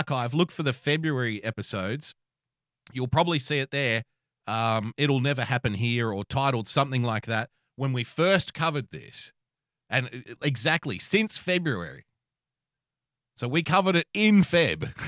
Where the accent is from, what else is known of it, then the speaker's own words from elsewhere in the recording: Australia; As an Australian citizen